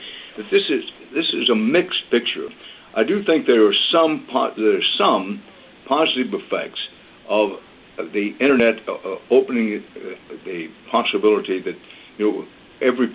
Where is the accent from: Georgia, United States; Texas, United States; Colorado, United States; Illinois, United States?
Texas, United States; I'm a Texan by birth and by choice